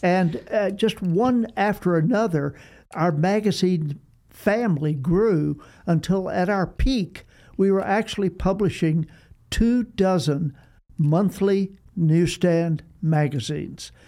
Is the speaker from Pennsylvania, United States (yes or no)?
no; Austin, Texas, United States; moved away; also born or lived in New York; Gene and I discovered that we were both Texans. I was born in Austin